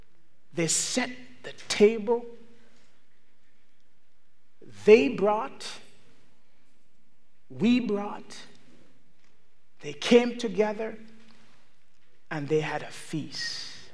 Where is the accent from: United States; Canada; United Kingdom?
Canada; Now, as you know, I'm from Canada. My family, we are Canadians, and so we celebrate Thanksgiving 1 month before you.